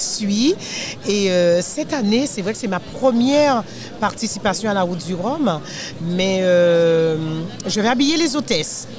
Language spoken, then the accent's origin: French; Guadeloupe; Je suis de la Guadeloupe. Euh, à Bastien plus précisément.